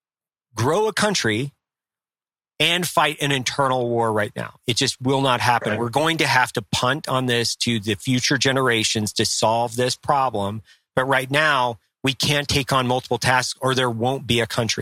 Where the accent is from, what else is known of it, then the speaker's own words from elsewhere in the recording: Lewiston, Idaho, United States; I grew up in Lewiston, Idaho with the Nez Perce Indian tribe